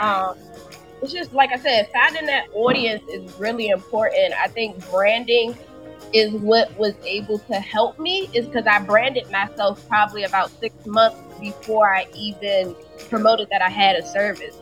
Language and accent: English; Washington, District of Columbia, United States; moved away as an adult; now in Atlanta, United States; I'm originally from Washington D.C. I relocated to Atlanta two years ago